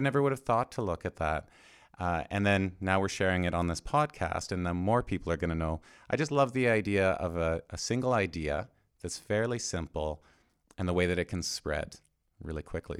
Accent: Canada; I'm Canadian

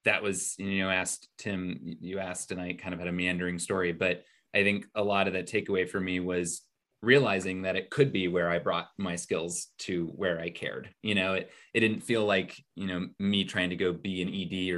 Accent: Indiana, United States; moved away as an adult; also born or lived in New York City; I grew up in Indiana

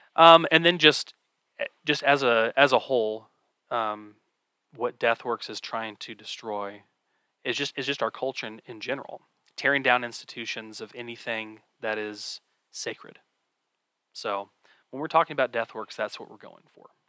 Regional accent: Kansas City, Missouri, United States; I grew up in the Kansas City area as well. I do live in Kansas City proper

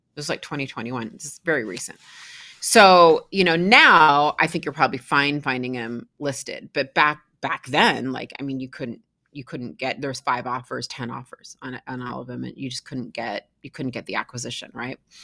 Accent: Seattle, Washington, United States; born and raised in Seattle, Washington.

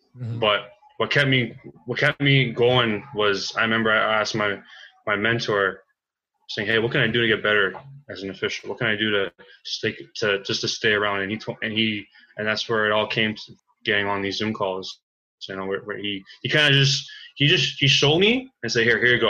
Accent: King City, Stouffville, Ontario, Canada; also born or lived in Toronto; There's a northern area down where I was really born from was around King City, Stouffville

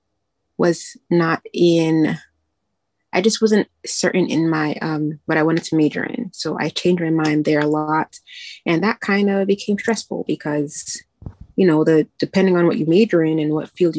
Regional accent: New York, United States; I'm from New York

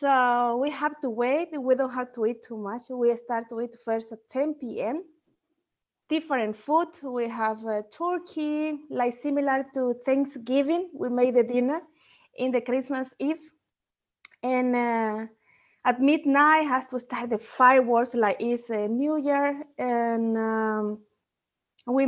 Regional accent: Bolivia; English is a second language; moved away as an adult; now in Denmark; I'm coming from Bolivia. For those who doesn't know where is Bolivia located, it's in the heart of South America.

